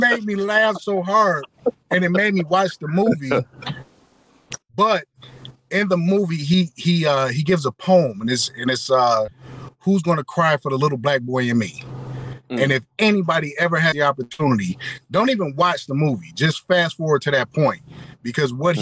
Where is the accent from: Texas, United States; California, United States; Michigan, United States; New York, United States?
Michigan, United States; Detroit; I hail from Detroit as well